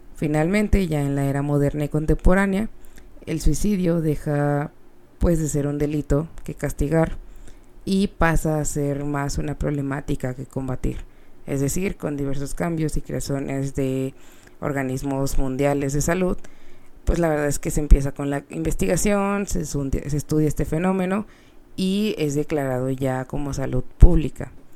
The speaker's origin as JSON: {"language": "Spanish", "country": "Mexico", "said": "siendo mexicanos, eh, somos personas muy, pues más cálidas"}